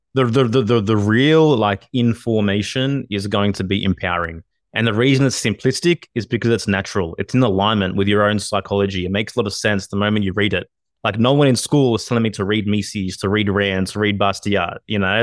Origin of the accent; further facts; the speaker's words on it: Australia; I'm Australian